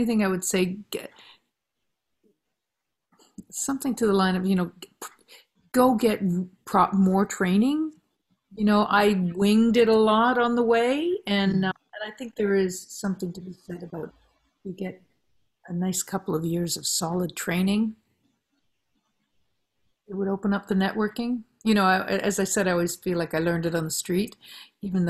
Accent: Listowel, Ontario, Canada; now in North Vancouver, Canada; me growing up in Listwell and the farm

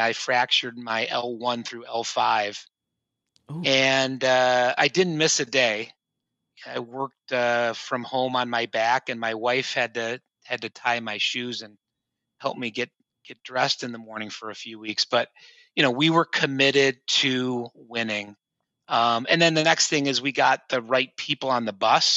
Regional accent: Cleveland, Ohio, United States; moved away as an adult; now in New York City, United States; born and raised in Cleveland

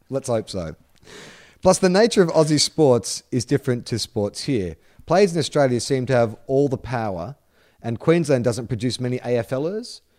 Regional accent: United States; I live on the west coast of the USA, but I grew up right outside Washington D.C. My family is still on the east coast, and as a result, I am all by myself out west.

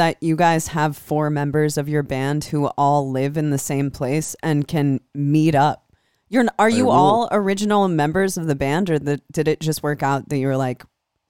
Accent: Des Moines, Iowa, United States; I'm from Des Moines, so I kind of grew up loving a lot of Chicago, a lot of Minneapolis bands.

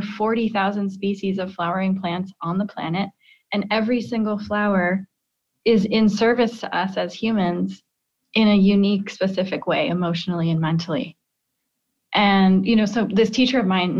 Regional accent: Midwest, United States; I grew up in the Midwest

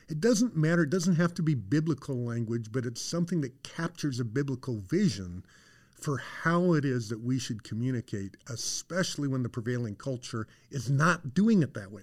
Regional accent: Colorado, United States; I grew up in Colorado.

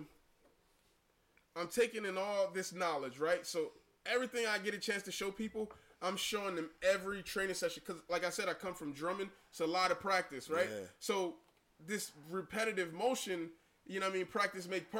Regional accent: Camden, New Jersey, United States; growing up in Camden scrapping, I learned jab

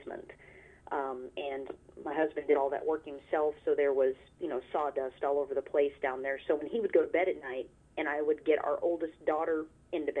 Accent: near Fort Leonard Wood, south central Missouri, United States; I grew up in a little itty-bitty town in south central-ish Missouri called Lakeway

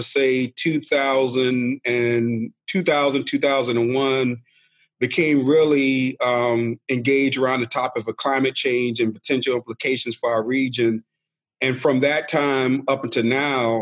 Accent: Savannah, Georgia, United States; moved away as an adult; also born or lived in South Carolina Lowcountry; now in Charleston, United States; when my mom passed away when I was young, my grandmother raised me in Savannah

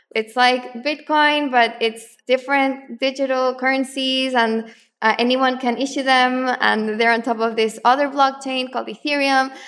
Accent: Santiago, Santiago Metropolitan Region, Chile; moved away; also born or lived in Argentina; I'm actually from Chile, from Santiago

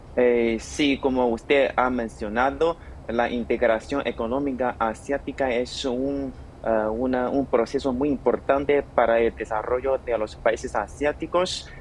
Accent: China

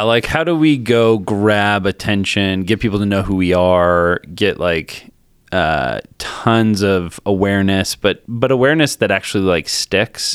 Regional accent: Colorado, United States; also born or lived in Naperville, Illinois; moved to Colorado when I was ten. Uh, lived in Colorado, just kinda normal, normal kid.

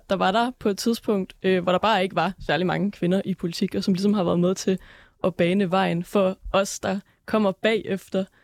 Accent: Aalborg, North Denmark Region, Denmark; jeg er jo både jyde og, og socialdemokrat

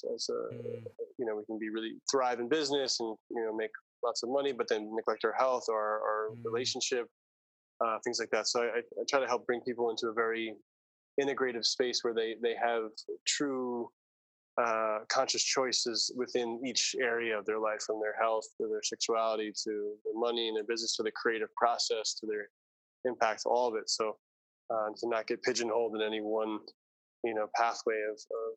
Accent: New York City, New York, United States; moved away as an adult; also born or lived in Ojai, California / Maui, Hawaii; now in Ubud, Indonesia; I grew up, I was born in Manhattan and raised in both Brooklyn and Staten Island, New York. So New York City

